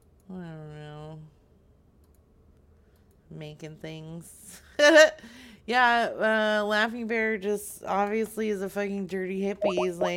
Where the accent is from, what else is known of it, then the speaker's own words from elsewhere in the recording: California, United States; Well, originally I'm from California.